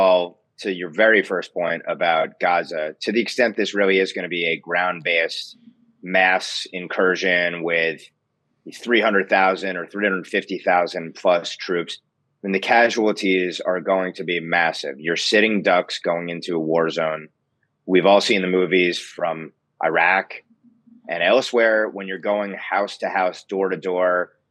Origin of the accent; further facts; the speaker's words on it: United States; from my vantage point as an American